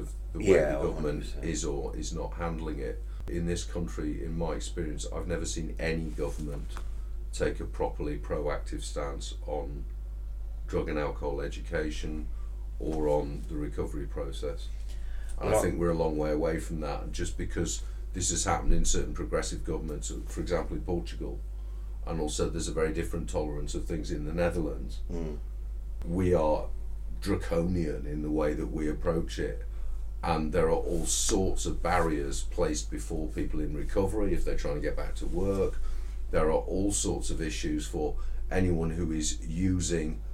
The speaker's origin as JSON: {"language": "English", "region": "Yorkshire and the Humber", "country": "United Kingdom", "said": "as a Yorkshireman"}